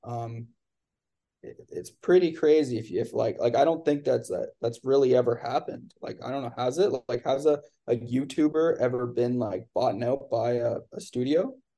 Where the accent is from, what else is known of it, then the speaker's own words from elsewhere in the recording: Canada; I'm from Canada